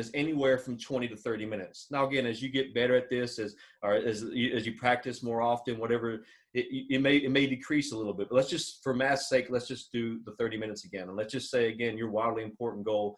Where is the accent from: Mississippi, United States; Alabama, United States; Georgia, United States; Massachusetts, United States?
Alabama, United States; I'm from Alabama